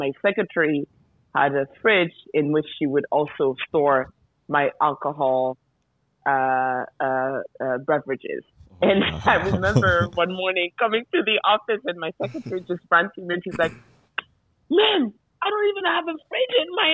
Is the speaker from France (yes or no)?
yes; France; moved away as an adult; now in Mali; I was born in France by Malian parents